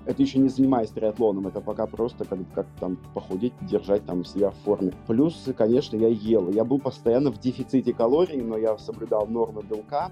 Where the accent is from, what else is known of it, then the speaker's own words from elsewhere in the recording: Russia; я из России